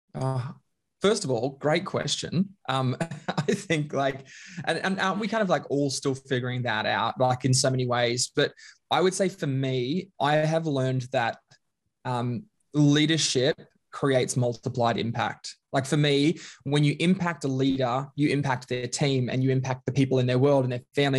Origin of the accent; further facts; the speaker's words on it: Bundaberg, Queensland, Australia; moved away; I grew up in Queensland, a little small town called Bundaberg